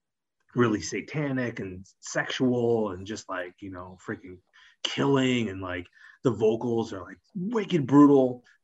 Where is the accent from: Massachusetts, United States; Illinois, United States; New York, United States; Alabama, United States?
Massachusetts, United States; Greenfield; I'm from Greenfield, Massachusetts, a very rural town in Massachusetts